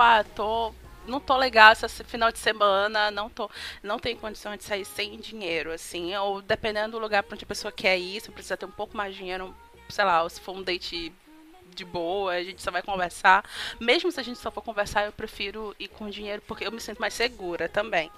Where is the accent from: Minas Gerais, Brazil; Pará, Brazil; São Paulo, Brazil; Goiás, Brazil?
Pará, Brazil; como boa paraense, eu me afogo no açaí